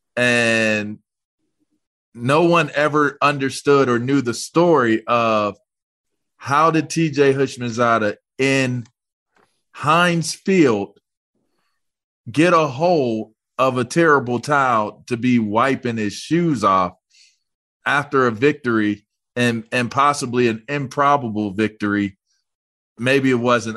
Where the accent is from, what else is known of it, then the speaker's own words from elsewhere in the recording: Pittsburgh, Pennsylvania, United States; I'm from Pittsburgh